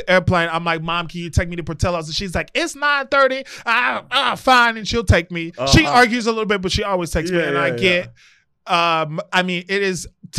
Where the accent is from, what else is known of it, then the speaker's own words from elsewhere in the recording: Chicago, Illinois, United States; I was born and raised in Chicago.